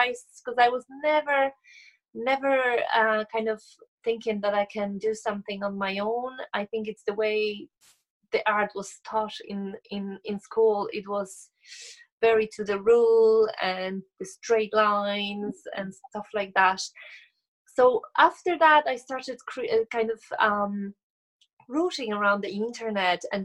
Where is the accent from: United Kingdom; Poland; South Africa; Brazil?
Poland; moved away as an adult; now in Ireland; am originally from Poland, but I live and create in Ireland